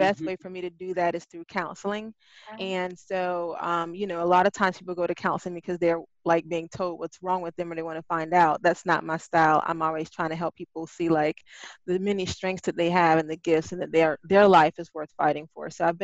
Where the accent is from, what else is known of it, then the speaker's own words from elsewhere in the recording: Spartanburg, South Carolina, United States; moved away as an adult; now in Charleston, United States; I'm originally from Spartanburg, South Carolina